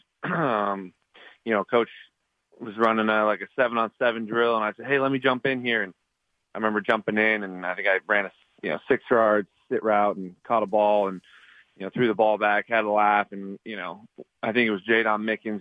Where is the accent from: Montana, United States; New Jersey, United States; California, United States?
Montana, United States; I'm I'm from Montana